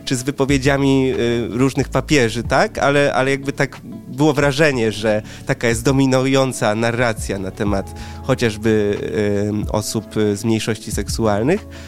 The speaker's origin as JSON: {"language": "Polish", "country": "Poland", "tie": "born or raised there", "said": "jestem w połowie Wietnamczykiem, w połowie Polakiem, mój tata pochodzi z Wietnamu, moja mama jest Polką"}